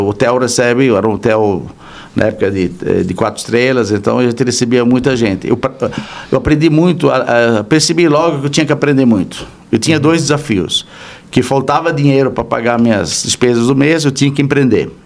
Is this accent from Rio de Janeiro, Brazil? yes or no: no; Blumenau, Santa Catarina, Brazil; moved away as an adult; now in São Paulo, Brazil; eu sou natural de Blumenau